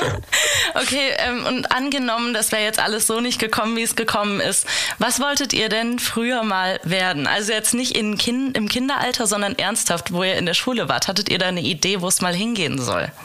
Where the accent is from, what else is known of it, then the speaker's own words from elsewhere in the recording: Hesse, Germany; ich bin nämlich auch eine Hessin eigentlich